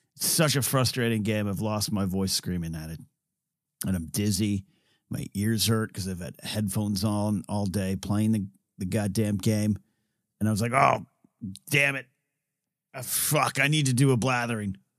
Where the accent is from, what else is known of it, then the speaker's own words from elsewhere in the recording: Central Coast of California, United States; now in Southern California, United States; I grew up in the Central Coast